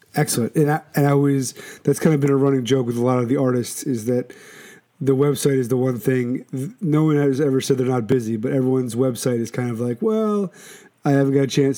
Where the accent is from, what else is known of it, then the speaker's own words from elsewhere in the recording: Philadelphia, Pennsylvania, United States; now in Shelton, United States; I'm born and raised in Philadelphia